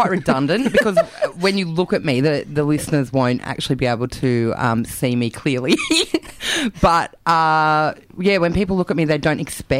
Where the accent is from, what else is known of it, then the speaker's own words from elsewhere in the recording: Canberra, Australian Capital Territory, Australia; moved away as an adult; also born or lived in Taiwan; now in Melbourne, Australia; I'm from Canberra. I grew up there. I lived there for 22 years, and then I lived overseas for 6 years, and then I've been in Melbourne for about 5 years.